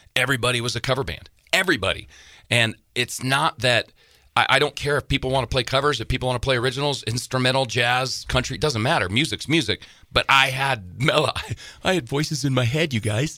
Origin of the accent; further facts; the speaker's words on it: Casper, Wyoming, United States; moved away as an adult; now in Montana, United States; I was raised in Casper, Wyoming